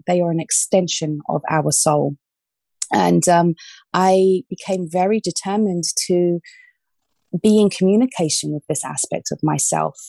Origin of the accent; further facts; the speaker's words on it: London, United Kingdom; moved away as an adult; also born or lived in Australia; now in Ibiza, Spain; I was born in Australia, um, but I grew up in the UK, in London, southwest London.